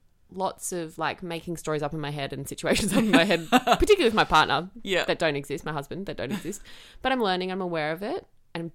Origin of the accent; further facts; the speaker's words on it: Queensland, Australia; I was born and bred here, basically.